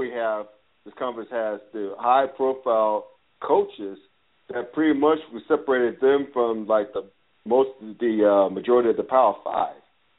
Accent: the South, United States; now in Cincinnati, United States; After all, I grew up in the South, so who am I to complain?

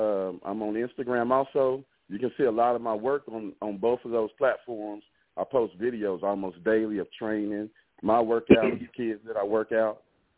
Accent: Gary, West Virginia, United States; now in Bluefield, United States; I'm from Gary, West Virginia. Currently reside in Bluefield, West Virginia.

